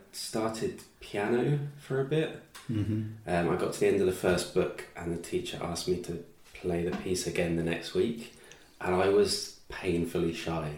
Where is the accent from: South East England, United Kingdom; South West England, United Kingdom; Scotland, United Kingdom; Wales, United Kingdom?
South East England, United Kingdom; Brighton; accent: English; also born or lived in Limerick, Ireland; growing up in Brighton on the south coast